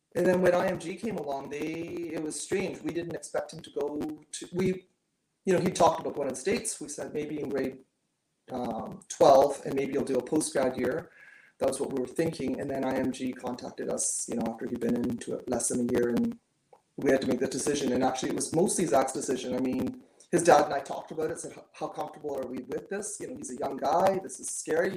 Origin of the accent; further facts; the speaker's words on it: Canada; I'm very Canadian